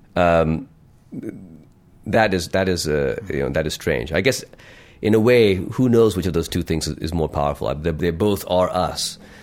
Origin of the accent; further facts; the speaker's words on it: Lahore, Punjab, Pakistan; also born or lived in United States / London; when I was growing up in Lahore and, uh, spending my teens here